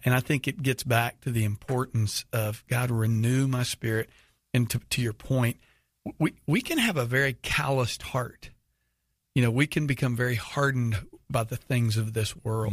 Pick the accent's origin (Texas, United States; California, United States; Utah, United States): Texas, United States; Houston; living in Houston